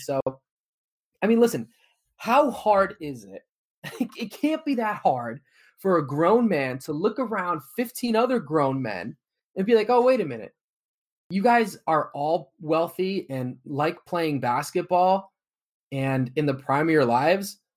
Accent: Connecticut, United States; I'm from Connecticut

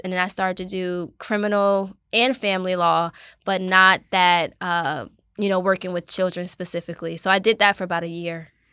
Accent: Asbury Park, New Jersey, United States; I grew up in Asbury Park, New Jersey

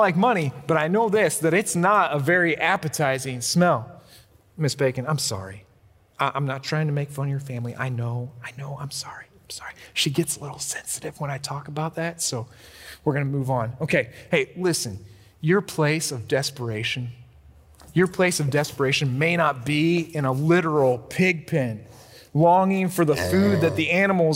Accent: Illinois, United States; I grew up in Illinois

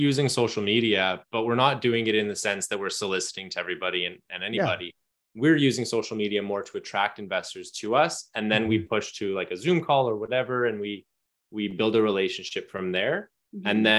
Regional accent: Ontario, Canada; So it's I grew up on Opinicon Lake

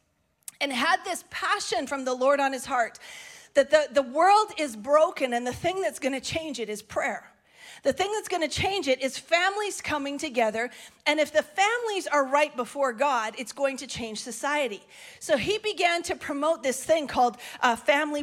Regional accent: Canada; we're so Canadian sometimes

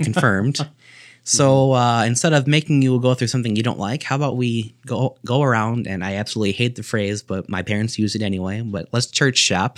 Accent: Sterling, Illinois, United States; I was born here in Sterling, Illinois, C G H Medical Center

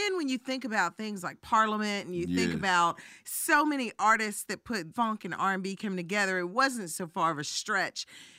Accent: Memphis, Tennessee, United States; I'm from Memphis

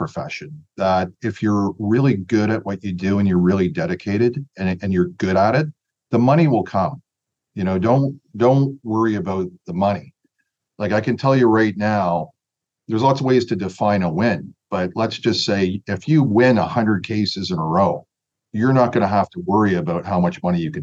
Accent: Toronto, Ontario, Canada; I'm from Scarborough. And if you're from Scarborough, you sort of have some street smart.

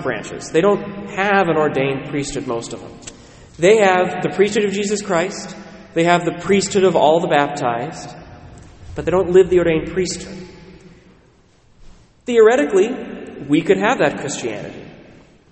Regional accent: Western Washington, United States; I was raised in Western Washington

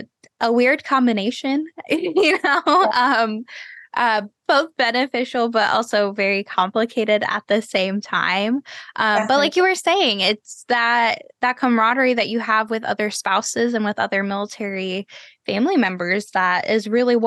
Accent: Texas, United States; there's friends that I grew up with in Texas who we didn't talk for like, you know, 8-10 years.

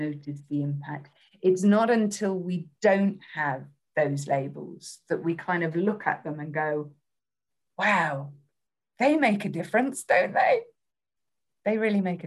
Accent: United Kingdom; accent: British; my accent

